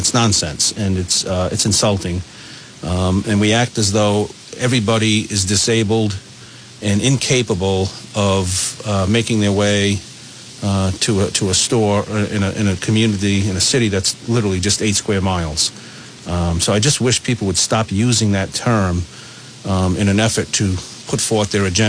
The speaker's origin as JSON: {"language": "English", "town": "North Smithfield", "region": "Rhode Island", "country": "United States", "tie": "born or raised there", "lives_now": "Woonsocket, United States", "said": "I grew up in North Smithfield."}